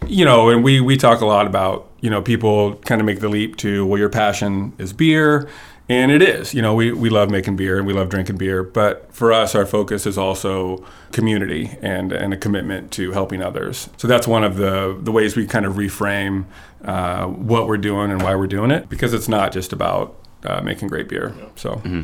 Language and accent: English; Kansas, United States; moved away as an adult; also born or lived in Eastern Washington; I grew up in Kansas